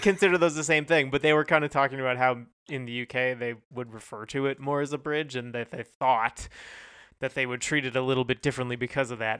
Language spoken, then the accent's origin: English; Canada; we're Canadian